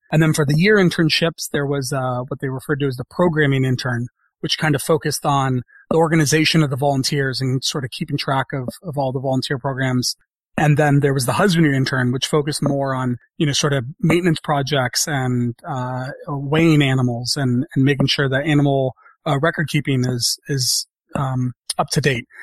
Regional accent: San Francisco, California, United States; fortunate enough to be growing up in San Francisco

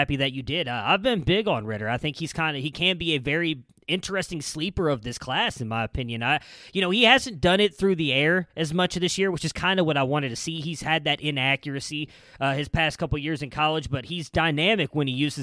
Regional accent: Ohio, United States; now in Texas, United States; I'm from Ohio, but I currently live in Texas

